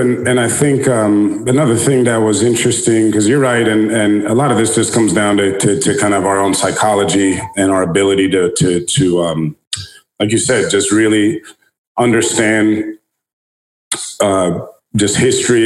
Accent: United States; as an American

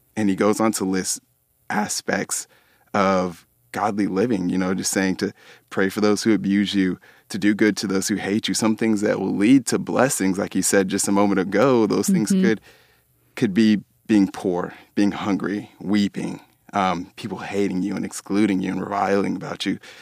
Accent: Dallas, Texas, United States; also born or lived in Abilene, Texas; I grew up in Dallas um, my whole life.

